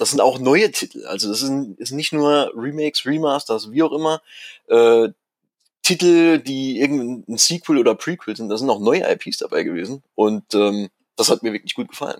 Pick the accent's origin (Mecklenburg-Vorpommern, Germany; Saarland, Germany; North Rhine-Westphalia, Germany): Saarland, Germany; moved away as an adult; now in Ruhr area, Germany; gebürtiger Saarländer. Und als mich mein Job ins Ruhrgebiet äh, verschlagen hat